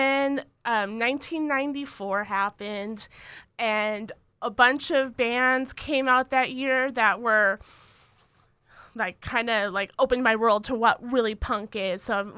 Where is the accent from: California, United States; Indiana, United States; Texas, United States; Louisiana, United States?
California, United States; San Jose; Okay, so I'm originally from San Jose, California.